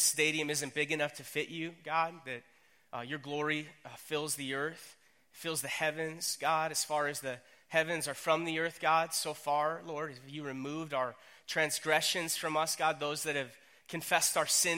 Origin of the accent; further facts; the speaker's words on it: North Dakota, United States; accent: long O's; I was up in North Dakota. I grew up there. My family's from North Dakota.